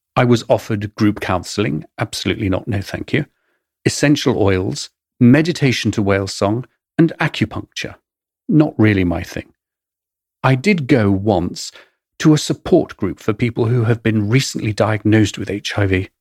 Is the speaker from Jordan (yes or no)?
no; England, United Kingdom; accent: English; moved away as an adult; also born or lived in London; now in New York, United States